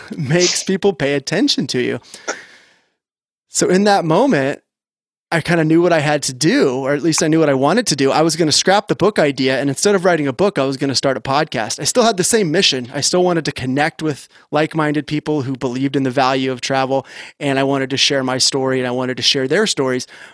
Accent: Orange County, California, United States; I grew up in Orange County, California, surfer kid

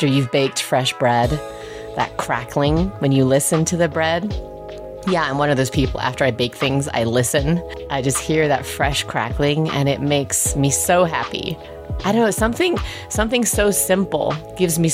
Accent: Peacehaven, South East England, United Kingdom; accent: British; also born or lived in Germany / New Mexico / New York; now in Aspen, United States; I grew up in Peacehaven, just outside of Brighton

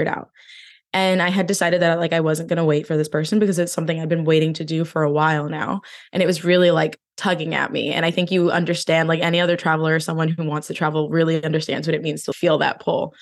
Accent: New Jersey, United States; moved away; I'm originally from New Jersey

